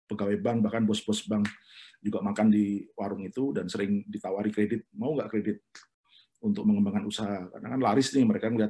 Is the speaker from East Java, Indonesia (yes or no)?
yes; Lumajang, East Java, Indonesia; jadi kalau misalnya di kampung saya di Lumajang itu ada warung rujak yang hanya maksimal sehari hanya jual 60 bungkus